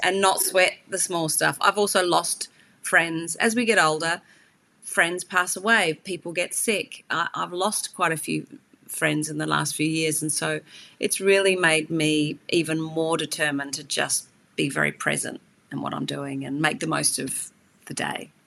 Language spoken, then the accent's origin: English; Hawke's Bay, New Zealand; moved away; also born or lived in Australia; I grew up and actually I spent a lot of time in the Hawke's Bay in New Zealand